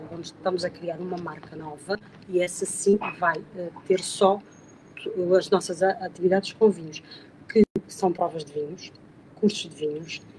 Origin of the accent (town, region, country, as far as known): Alentejo, Portugal; accent: Alentejano